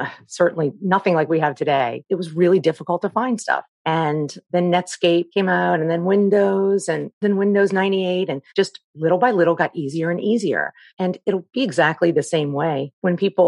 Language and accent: English; New Orleans, Louisiana, United States; I'm from New Orleans